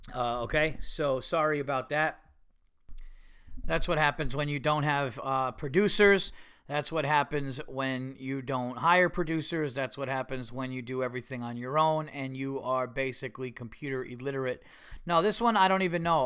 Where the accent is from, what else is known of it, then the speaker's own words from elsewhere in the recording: United States; I'm an American.